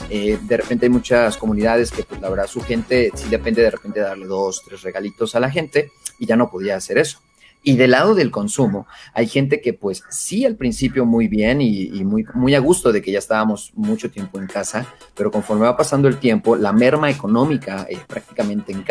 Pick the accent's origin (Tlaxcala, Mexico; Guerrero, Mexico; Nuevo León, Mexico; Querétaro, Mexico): Guerrero, Mexico; Acapulco; moved away as an adult; now in Mexico City, Mexico; yo no soy de la Ciudad de México, yo soy acapulqueño, soy costeño de corazón, la verdad soy costeño. Oh, y cuando yo vivía en Acapulco, ya hace más de, ya hace 10 años, hace 10 años, estamos hablando de casi 14, 15 años